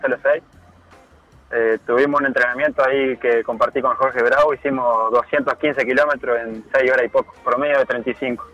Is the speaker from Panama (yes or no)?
no; Trinidad, Flores, Uruguay; now in Florida, Uruguay; en la ciudad de, Flores, donde yo nací